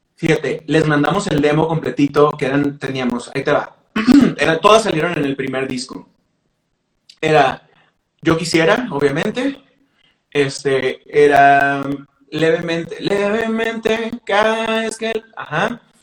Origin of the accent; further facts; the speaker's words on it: Mexicali, Baja California, Mexico; nosotros grabamos como cuatro o cinco canciones en un estudio chafa en Mexicali